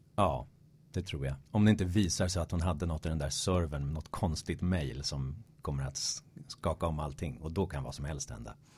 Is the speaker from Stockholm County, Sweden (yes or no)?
yes; Stockholm, Stockholm County, Sweden; also born or lived in Malmö; geografiskt kommer jag från Stockholm, eh, från Hässelby väster om, om stan. Alltid eh, ja, 30 minuter med tunnelbana från innerstan. Så att jag har alltid gått och drömt om det urbana livet sådär under de första 20 levnadsåren